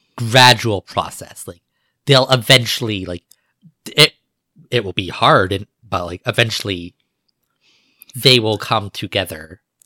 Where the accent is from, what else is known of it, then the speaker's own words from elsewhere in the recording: United States; my ancestors came from England. Like, I'm American